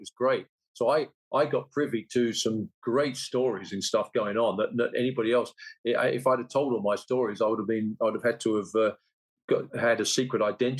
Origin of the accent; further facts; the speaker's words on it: Leigh-on-Sea, East of England, United Kingdom; I'm a fella from Leon C in Essex, and all of a sudden I was.